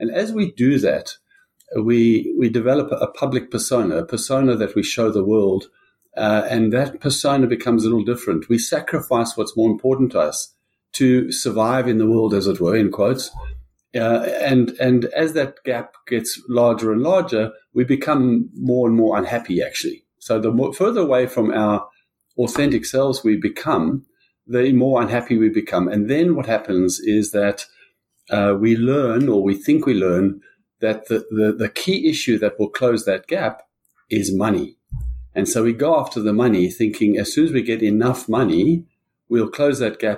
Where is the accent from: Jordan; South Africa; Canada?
South Africa; I grew up in South Africa.